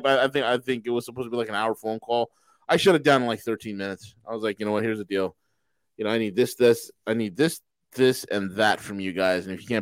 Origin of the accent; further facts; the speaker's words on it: New York, United States; You know, and I'm from New York. I got to get everything done in a New York minute.